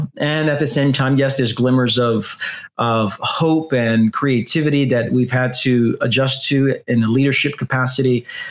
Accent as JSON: {"language": "English", "town": "New York City", "region": "New York", "country": "United States", "tie": "born or raised there", "also_born_or_lived": "Queens, New York", "said": "I'm from Brooklyn, New York. I lived 34 years in Brooklyn and the past 7 years in Queens. So I'm as New York as you're going to get."}